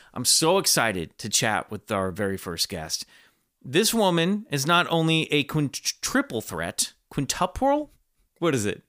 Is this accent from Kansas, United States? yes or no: yes; Kansas, United States; I grew up in Kansas